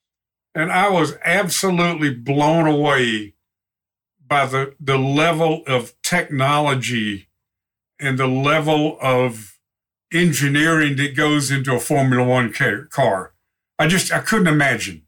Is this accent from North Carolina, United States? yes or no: yes; North Carolina, United States; moved away; I'm from North Carolina.